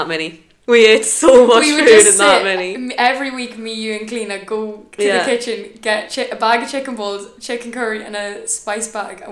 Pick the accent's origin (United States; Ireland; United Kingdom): Ireland; born or raised there; moved away as an adult; now in Valencia, Spain